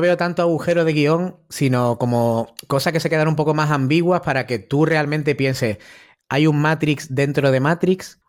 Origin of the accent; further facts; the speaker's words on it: Málaga, Andalusia, Spain; Yo soy de Málaga